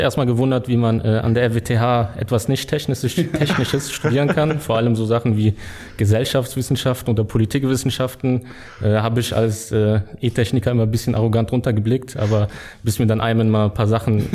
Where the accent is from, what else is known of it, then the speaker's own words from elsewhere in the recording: Düren, North Rhine-Westphalia, Germany; also born or lived in Simmern, Rhineland-Palatinate; aufgewachsen in Düren